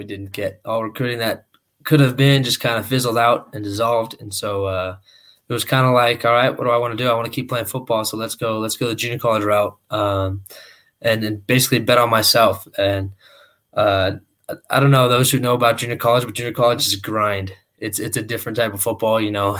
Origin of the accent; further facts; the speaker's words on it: Southern California, United States; a new transfer quarterback from Southern California. I born and raised in Southern California, played at Riverside City College this past season.